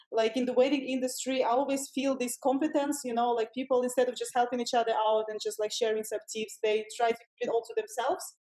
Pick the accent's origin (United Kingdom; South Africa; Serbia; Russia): Russia; English is a second language; we come from Russia. We don't do coffee. We do vodka.